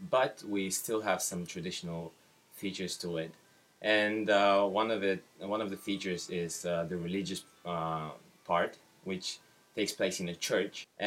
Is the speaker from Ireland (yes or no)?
no; Bulgaria; English is a second language; from Bulgaria, and uh, the question is what is a wedding like in your country?